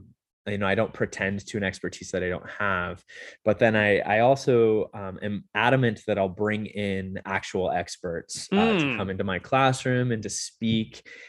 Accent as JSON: {"language": "English", "region": "California", "country": "United States", "tie": "born or raised there", "also_born_or_lived": "Utah", "said": "So I'm not originally from Las Vegas. I grew up in Southern California. I did school at BYU in Utah."}